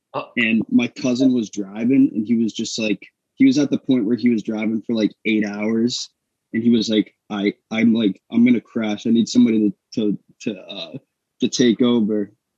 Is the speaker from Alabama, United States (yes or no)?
no; New Hampshire, United States; I'm from New Hampshire. I'm from New Hampshire, too.